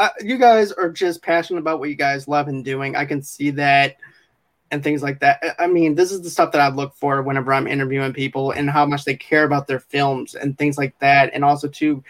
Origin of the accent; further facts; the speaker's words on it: Boston, Massachusetts, United States; now in Mississippi, United States; I'm actually originally from Boston as well